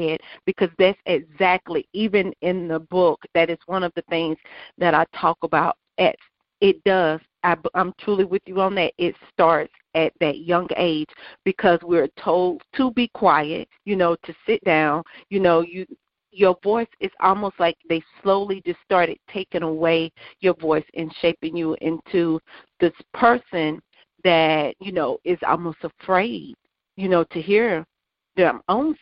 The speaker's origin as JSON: {"language": "English", "region": "South Carolina", "country": "United States", "tie": "born or raised there", "said": "I grew up here in South Carolina"}